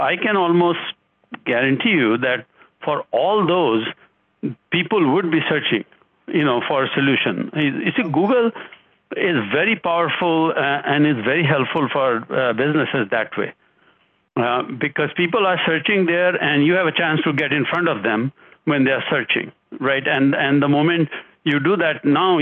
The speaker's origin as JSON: {"language": "English", "country": "India", "tie": "born or raised there", "moved": "yes", "lives_now": "United States", "said": "I am originally from India. I've lived here for much longer than I've lived in India, right, for 40 plus years"}